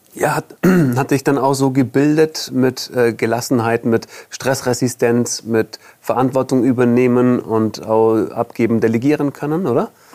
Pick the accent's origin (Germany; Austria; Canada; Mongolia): Germany; Allgäu, Bavaria; als Allgäuer oder als Süddeutscher